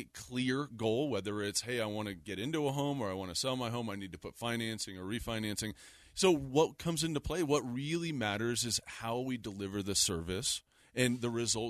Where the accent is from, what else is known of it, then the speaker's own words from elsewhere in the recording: Littleton, Colorado, United States; also born or lived in Denver, Colorado; now in Lakewood, United States; I was born and raised in Littleton.